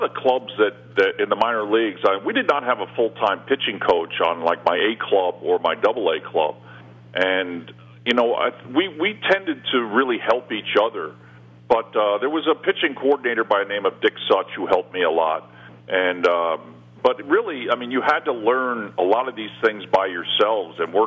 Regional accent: New York City, New York, United States; My whole family's from New York. You know, I was born in Brooklyn

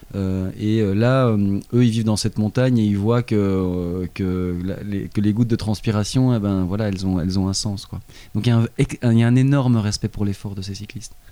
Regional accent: Belgium; en tant que Belge

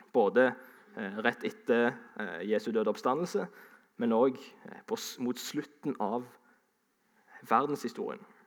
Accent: Sandnes, Rogaland, Norway; also born or lived in Ålesund; Jeg eh, er jo fra Sandnes, men jeg er stolt av å kunne si at jeg er egentlig halvt ålesunder.

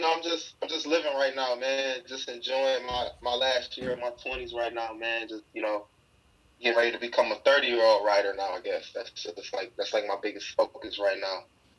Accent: Cleveland, Ohio, United States; moved away as an adult; now in Los Angeles, United States; Cleveland born and raised. I grew up in the Huff neighborhood my whole life, pretty much. I moved over there when I was 4. I didn't leave until I moved to L.A., so I'm definitely Cleveland through and through.

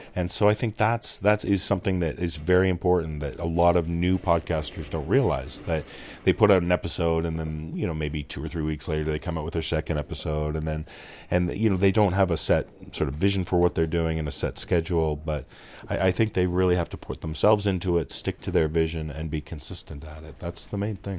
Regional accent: Toronto, Ontario, Canada; growing up in my hometown of Toronto, Canada

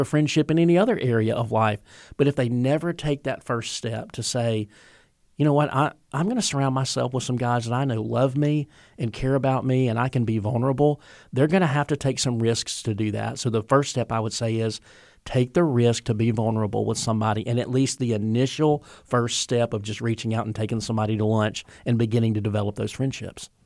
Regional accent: the South, United States; I grew up in the South of, of the Bible Belt

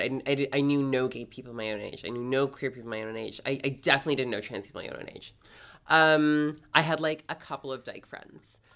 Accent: Toronto, Ontario, Canada; moved away as an adult; now in New York, United States; I'm originally from Canada. Uh, specifically, I grew up in Toronto

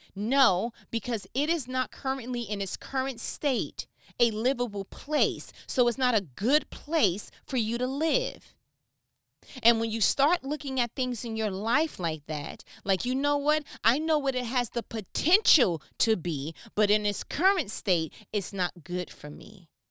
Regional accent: New York, United States; I'm from New York

